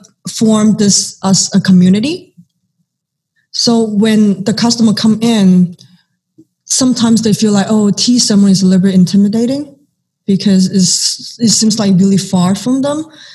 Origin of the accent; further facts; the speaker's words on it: Arcadia, California, United States; also born or lived in Los Angeles; So and I grew up with eating different parts of Asian cuisines. So growing up in Acadia and growing up in LA. And also I mean, just grew up in Cantonese family, we always enjoyed tea with our meal.